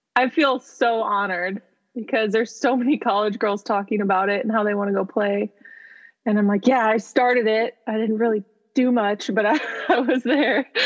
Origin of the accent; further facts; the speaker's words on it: Midwest, United States; moved away; I'm from the Midwest.